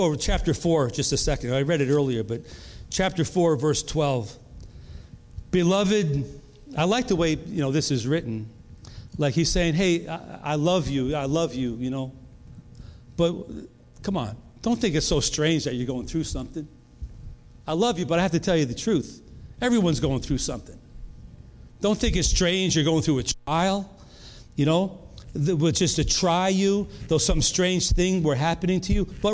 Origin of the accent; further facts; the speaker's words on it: New York, United States; moved away as an adult; also born or lived in North Carolina; We're from New York. We moved to North Carolina.